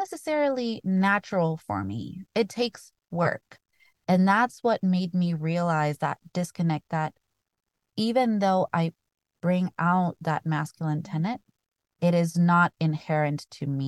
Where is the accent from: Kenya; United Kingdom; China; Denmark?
Kenya; now in United States; as a Kenyan kid